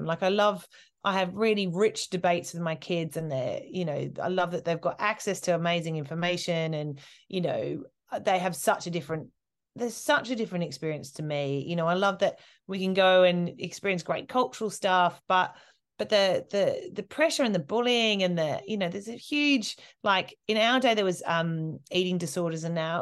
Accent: Australia; now in United Kingdom; growing up in Australia

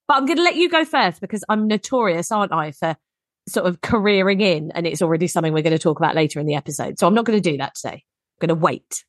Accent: England, United Kingdom; we're English.

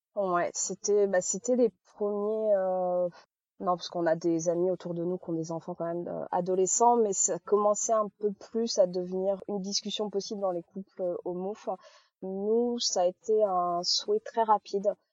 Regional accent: Charente-Maritime, Nouvelle-Aquitaine, France; on est de, de Charente-Maritime

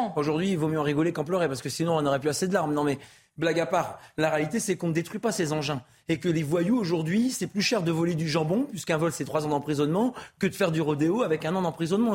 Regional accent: France; J'ai toujours respecté les lois de mon pays. La France, c'est un magnifique pays

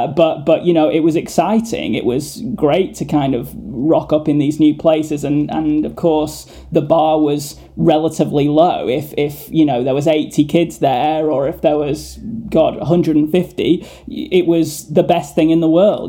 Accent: Blackpool, North West England, United Kingdom; where I was brought up in Blackpool.

